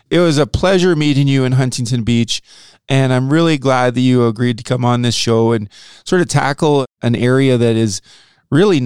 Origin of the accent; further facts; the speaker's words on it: Saskatoon, Saskatchewan, Canada; I grew up in Saskatoon, Saskatchewan